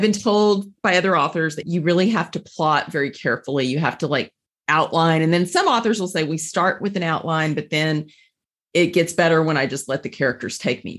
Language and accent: English; Amarillo, Texas, United States; I'm guessing we're probably close to the same age. I grew up in Amarillo, Texas.